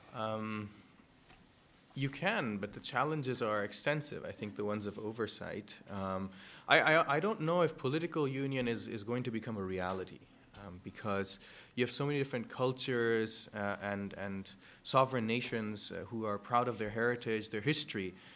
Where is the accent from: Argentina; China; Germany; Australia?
Germany; moved away; I am Indian, but yes, I grew up in Germany